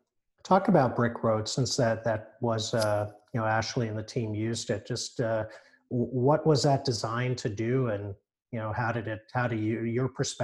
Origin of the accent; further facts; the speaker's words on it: Johannesburg, Gauteng, South Africa; now in Canada; I was born in Johannesburg